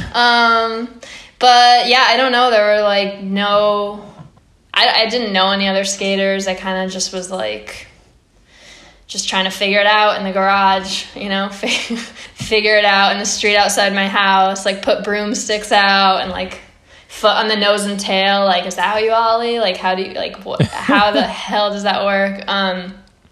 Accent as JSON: {"language": "English", "town": "Old Saybrook", "region": "Connecticut", "country": "United States", "said": "I am from Old Saybrook, Connecticut. It's like a small town in Connecticut."}